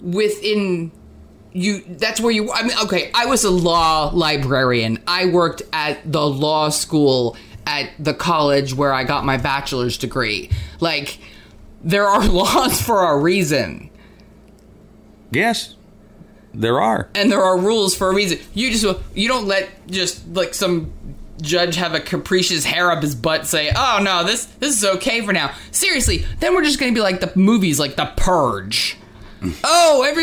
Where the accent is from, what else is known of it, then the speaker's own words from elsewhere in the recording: New Jersey, United States; And I came from New Jersey, where like the liquor stores are like, you know, grocery stores.